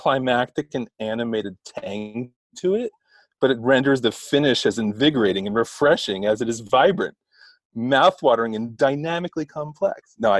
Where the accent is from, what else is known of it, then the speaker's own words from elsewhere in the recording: Asbury Park, New Jersey, United States; now in Los Angeles, United States; Yes, my family born and raised in Jersey through and through. Asbury Park.